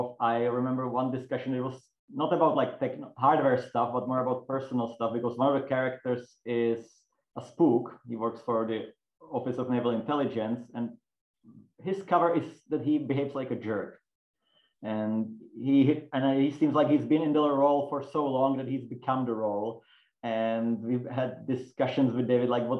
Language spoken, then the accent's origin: English; Czechia; we Czechs like to make fun of ourselves